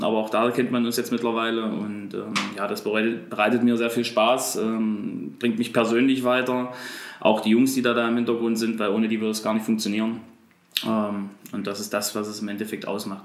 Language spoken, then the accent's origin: German; Bernburg, Saxony-Anhalt, Germany; bin beruflich als Einzelhandelskaufmann bei uns in Bernburg im Kaufland unterwegs